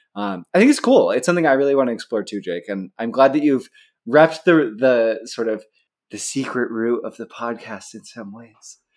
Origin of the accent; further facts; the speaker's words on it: Pacific Northwest, United States; I grew up in the Pacific Northwest.